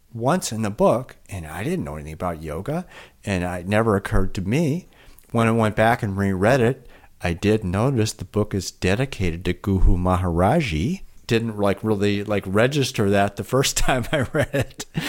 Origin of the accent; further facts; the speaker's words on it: Milwaukee, Wisconsin, United States; also born or lived in Chicago; now in Vermont, United States; I was born in Chicago. I grew up in the city of Milwaukee